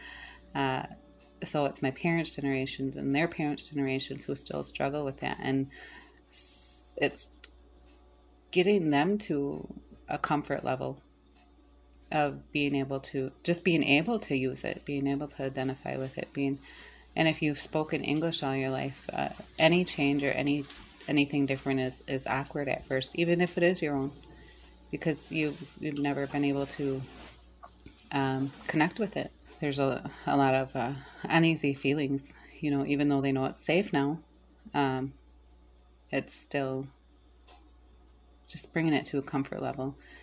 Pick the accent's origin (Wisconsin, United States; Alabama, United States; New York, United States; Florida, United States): Wisconsin, United States; I am from the Stockbridge Muncie Band of Mohican Nation